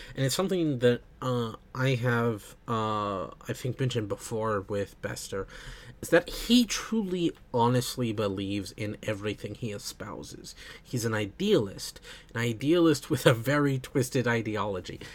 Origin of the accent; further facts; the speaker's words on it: United States; being American myself